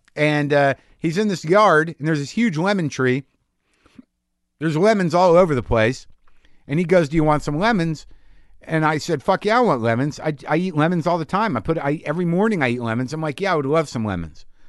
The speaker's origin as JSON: {"language": "English", "region": "New Mexico", "country": "United States", "tie": "born or raised there", "also_born_or_lived": "Astoria, New York", "moved": "yes", "said": "I grew up in New Mexico, renegade Jews"}